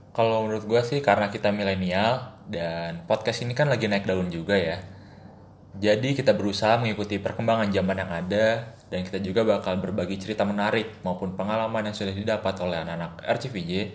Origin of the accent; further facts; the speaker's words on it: Bogor, West Java, Indonesia; gue ini orang Bogor